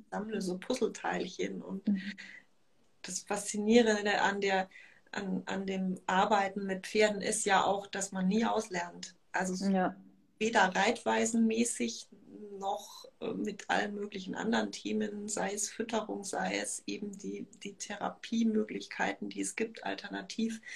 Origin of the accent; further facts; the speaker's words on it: Munich, Bavaria, Germany; ich komme aus München